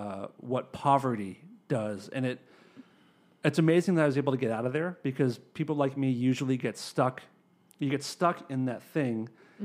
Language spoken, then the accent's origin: English; Acton, Massachusetts, United States; Like, I grew up in Acton, which is next to Concord.